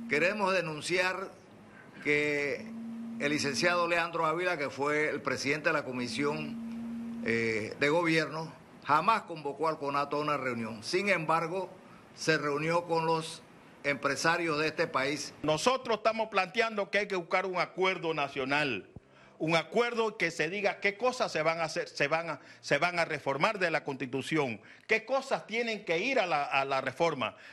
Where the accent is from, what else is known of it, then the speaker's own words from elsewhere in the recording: Panama; Yo soy panameño, yo nací en Panamá, me puedo hablar hasta mis bisniet, mis abuelos son panameños